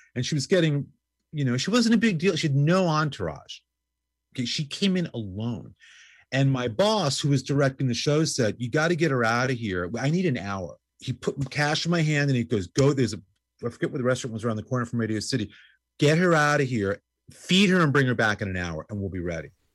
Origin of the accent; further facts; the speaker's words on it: New York City, New York, United States; I grew up in New York going to C B Jeebies